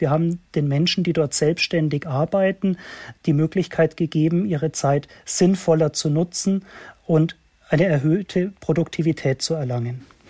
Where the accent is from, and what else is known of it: Germany